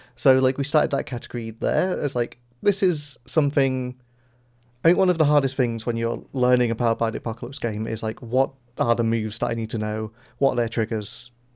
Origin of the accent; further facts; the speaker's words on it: the north of England, United Kingdom; I think we're both from Northern England